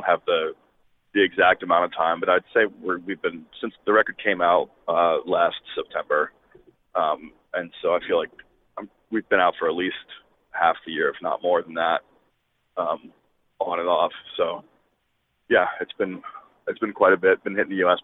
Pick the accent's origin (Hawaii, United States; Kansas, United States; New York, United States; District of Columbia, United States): District of Columbia, United States; Washington; moved away; I grew up in Washington, D.C.